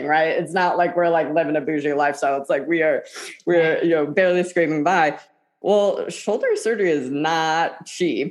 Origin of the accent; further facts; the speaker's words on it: Midwest, United States; I'm from the Midwest